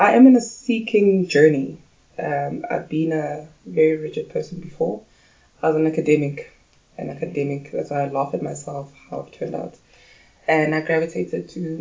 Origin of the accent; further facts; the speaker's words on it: Pretoria, Gauteng, South Africa; also born or lived in Soweto, South Africa / Johannesburg, South Africa; I grew up in Soweto, and the rest of my life was in Pretoria.